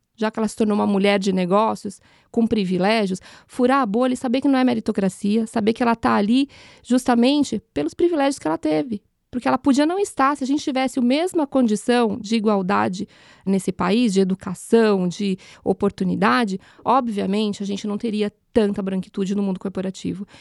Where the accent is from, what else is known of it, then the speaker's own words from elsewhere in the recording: São Paulo, Brazil; Nasci num curtiço na freguesia do Ó